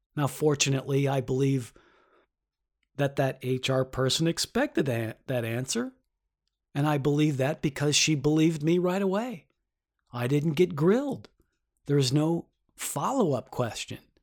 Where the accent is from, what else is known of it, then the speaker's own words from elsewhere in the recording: Detroit, Michigan, United States; now in New York, United States; I'm from Detroit